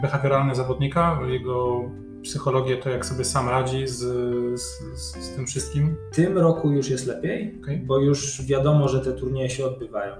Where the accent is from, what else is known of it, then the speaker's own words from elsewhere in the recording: Poznań, Greater Poland, Poland; ja się urodziłem w Poznaniu, jestem całe życie z Poznaniem związany